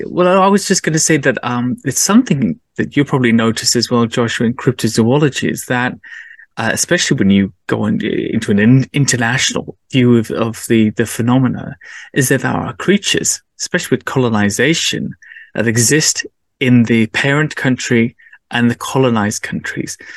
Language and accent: English; England, United Kingdom; being an English person